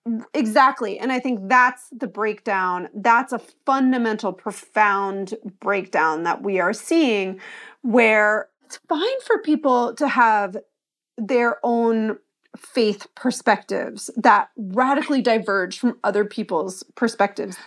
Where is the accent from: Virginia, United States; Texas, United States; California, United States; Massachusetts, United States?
Massachusetts, United States; Pioneer Valley; also born or lived in Long Island, New York; I was born in New York, and, uh, lived on Long Island until I was about eleven, and then, um, we moved to the Pioneer Valley in Massachusetts, and so I was sort of raised in a community with a lot of college towns